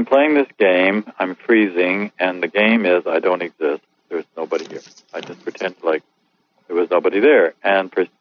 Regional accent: Missouri, United States; I grew up on a farm in Missouri during the 40s and the 50s.

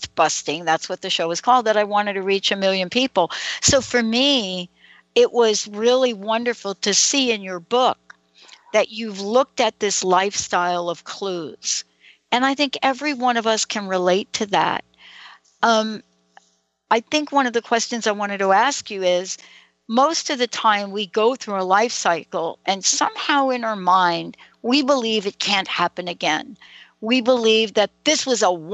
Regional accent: New York City, New York, United States; I'm a girl from New York. I was born in the Bronx

